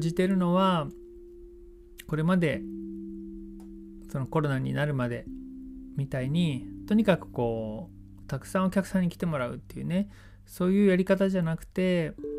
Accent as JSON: {"language": "Japanese", "town": "Yokohama", "region": "Kanagawa", "country": "Japan", "tie": "born or raised there", "moved": "as an adult", "lives_now": "Sasebo, Japan", "said": "僕の本当の地元横浜ですけれども佐世保に移住して10年になります"}